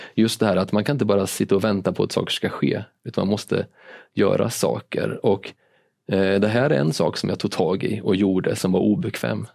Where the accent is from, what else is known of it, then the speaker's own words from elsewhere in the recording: Linköping, Östergötland, Sweden; now in Malmö, Sweden; jag kommer från Linköping